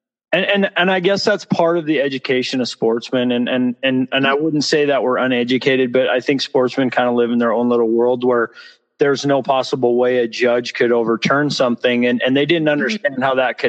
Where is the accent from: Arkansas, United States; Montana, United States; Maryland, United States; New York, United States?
Montana, United States; Butte; now in Cody, United States; I grew up in Southwest Montana, in a little town called Butte, Montana, and grew up hunting and fishing